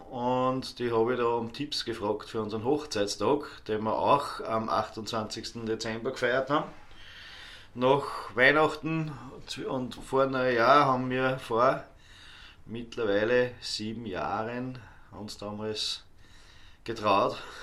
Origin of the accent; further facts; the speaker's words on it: Ohlsdorf, Upper Austria, Austria; also born or lived in Dubai; now in Altmünster, Austria; ist halt meine Heimatgemeinde.